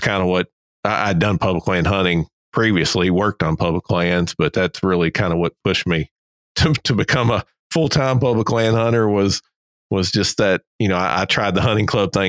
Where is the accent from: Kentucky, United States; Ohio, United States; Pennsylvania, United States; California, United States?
Kentucky, United States; now in Alabama, United States; I'm originally from Kentucky